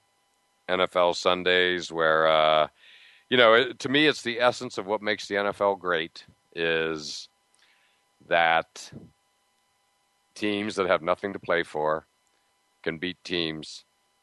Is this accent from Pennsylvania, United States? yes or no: yes; near Pittsburgh, Pennsylvania, United States; moved away; I grew up near Pittsburgh